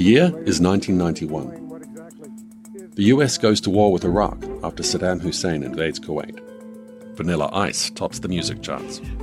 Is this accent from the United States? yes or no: no; New Zealand; moved away as an adult; also born or lived in Australia; As a Kiwi